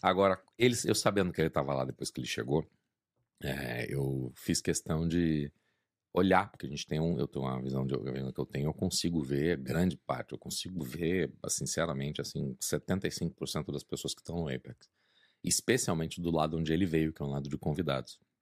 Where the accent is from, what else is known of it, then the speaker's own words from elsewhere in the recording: Brazil; moved away; sou brasileiro